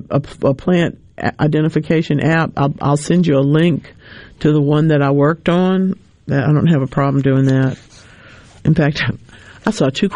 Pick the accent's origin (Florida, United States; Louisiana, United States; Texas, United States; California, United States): Louisiana, United States; North; I grew up in North Louisiana.